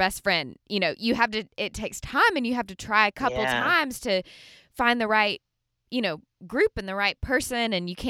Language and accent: English; Birmingham, Alabama, United States; moved away as an adult; now in Nashville, United States; I'm from Birmingham, grew up in Birmingham, went to Samford University in Birmingham